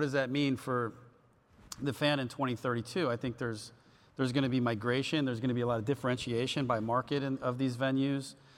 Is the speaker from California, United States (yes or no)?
yes; California, United States; I grew up in California